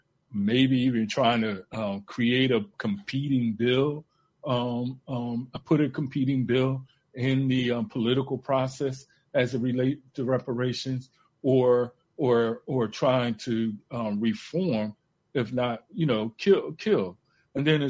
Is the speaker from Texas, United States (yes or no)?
no; Philadelphia, Pennsylvania, United States; growing up in Philly